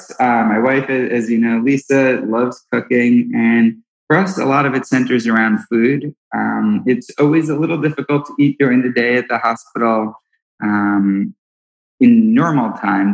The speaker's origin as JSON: {"language": "English", "region": "New York", "country": "United States", "moved": "yes", "lives_now": "Washington, D.C., United States", "said": "I'm from New York"}